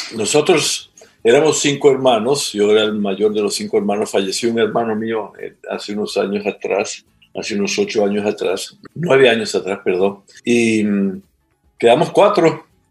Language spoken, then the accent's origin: Spanish; Venezuela; moved away as an adult; also born or lived in Trinidad and Tobago; now in Ecuador; yo soy venezolano por nacimiento en mis papeles, pero físicamente vine al mundo en Trinidad y Tobago